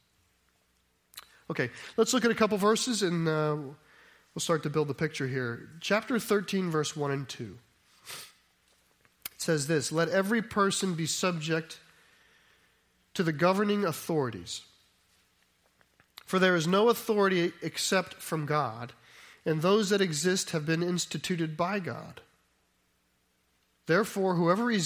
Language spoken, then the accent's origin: English; United States; we in America